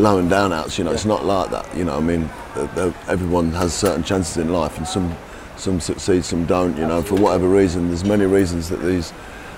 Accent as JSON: {"language": "English", "town": "Leicester", "region": "East Midlands", "country": "United Kingdom", "tie": "born or raised there", "said": "I was born in Leicester, born and raised in Leicester"}